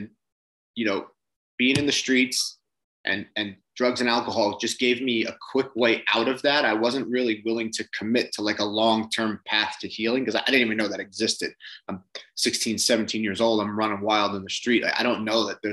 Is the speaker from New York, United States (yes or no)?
yes; Long Island, New York, United States; So I grew up in Long Island, same as you. I grew up more on the East End